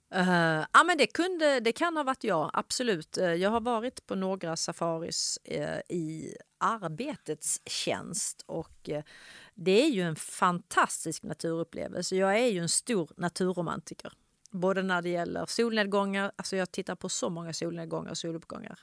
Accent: Ystad, Skåne, Sweden; jag är uppväxt i Ystad

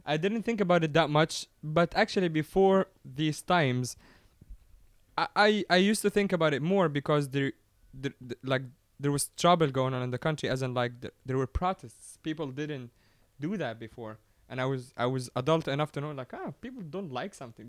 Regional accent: Giza, Giza Governorate, Egypt; I come from Giza, which is where the pyramids are.

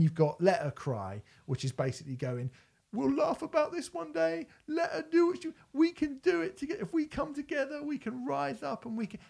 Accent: United Kingdom; as British people

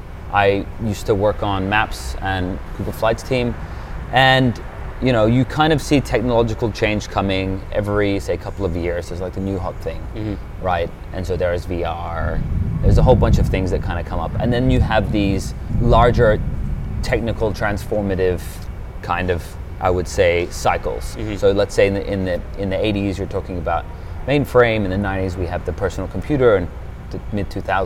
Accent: Australia; also born or lived in United Kingdom; now in Switzerland; I was born in the UK.

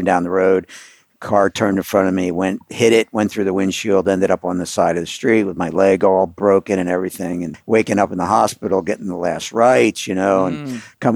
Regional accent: Philadelphia, Pennsylvania, United States; I grew up on the East Coast in Philadelphia

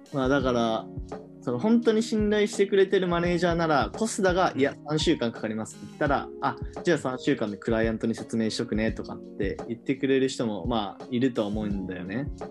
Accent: Hiroshima, Japan; now in Tokyo, Japan; 僕、地元は広島県なんですけど

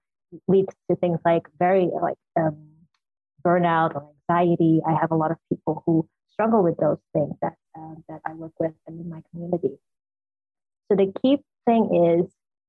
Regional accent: Suriname; I grew up in Suriname, in South America, in the tropics, and it's very warm culture

